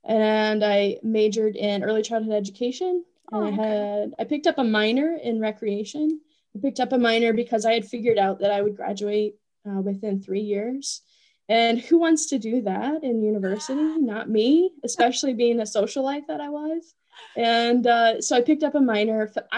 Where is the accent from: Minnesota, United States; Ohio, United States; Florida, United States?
Ohio, United States; Hocking County, Southeast; moved away as an adult; also born or lived in Athens, Ohio; So I am a native of Southeast Ohio. I was born and raised in Hocking County. And I grew up on a farm, a small 50 acre farm. We had about 20 head of cattle.